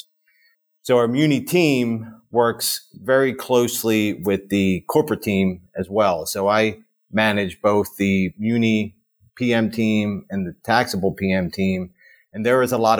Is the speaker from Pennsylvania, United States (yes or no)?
yes; Marcus Hook, Pennsylvania, United States; I grew up in a town called Marcus Hook, Pennsylvania, which is in Delaware County, south of Philadelphia.